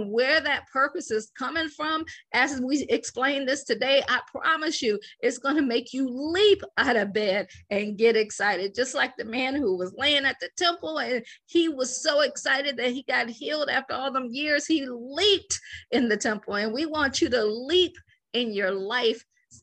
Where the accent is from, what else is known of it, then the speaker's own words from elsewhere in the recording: Akron, Ohio, United States; moved away as an adult; also born or lived in Washington, D.C. / Baltimore / Boston; I'm from Akron, Ohio. I always joke and say I grew up shy, sheltered, in church basically 6 days a week